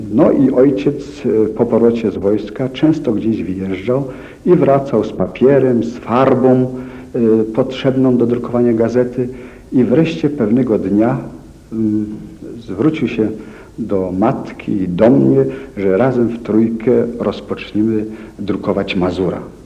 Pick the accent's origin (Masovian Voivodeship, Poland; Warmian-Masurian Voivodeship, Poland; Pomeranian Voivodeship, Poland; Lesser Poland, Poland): Warmian-Masurian Voivodeship, Poland; Szczytno; Urodziłem się w Szczytnie